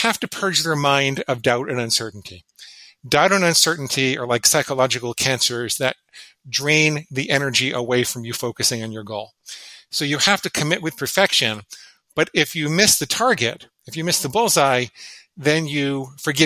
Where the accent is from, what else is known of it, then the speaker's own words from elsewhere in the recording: New York City, New York, United States; I grew up in and around New York City